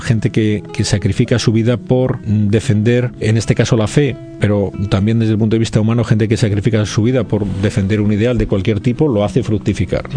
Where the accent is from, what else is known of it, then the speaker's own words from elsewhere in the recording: Spain; como español